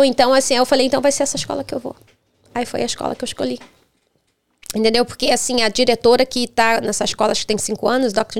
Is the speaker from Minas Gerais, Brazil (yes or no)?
no; Rio de Janeiro, Brazil; born or raised there; moved away as an adult; also born or lived in Denmark / Europe